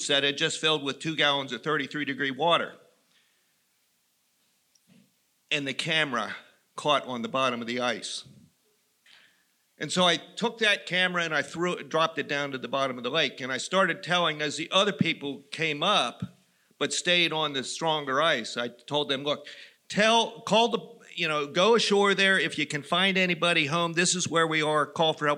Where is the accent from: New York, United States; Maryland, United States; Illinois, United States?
Maryland, United States; Western; I grew up in Western Maryland.